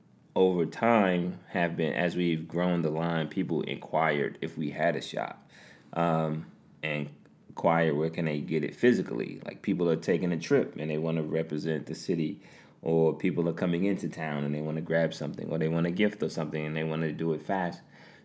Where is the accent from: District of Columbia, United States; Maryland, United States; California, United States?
District of Columbia, United States; Washington; when people ask you, are you from D.C. or where are you from, and you say D.C., they essentially ask what part or where in D.C. are you from?